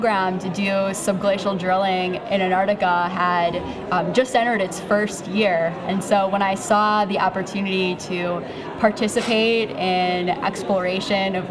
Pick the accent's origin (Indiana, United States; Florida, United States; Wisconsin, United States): Wisconsin, United States; I'm from Wisconsin